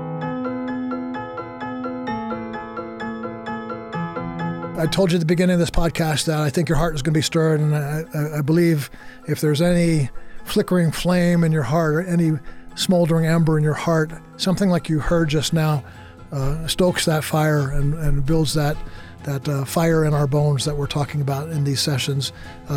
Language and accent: English; New York, United States; moved away; also born or lived in Texas; I grew up in New York and then moved to Texas